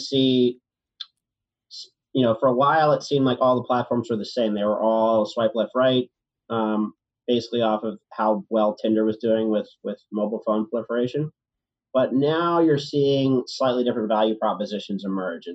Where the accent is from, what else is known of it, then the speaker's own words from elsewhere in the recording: Richmond, Virginia, United States; now in New York, United States; I'm from Richmond, Virginia.